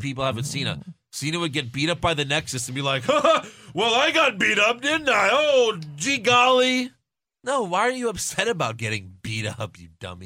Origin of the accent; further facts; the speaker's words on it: New York, United States; I'm from New York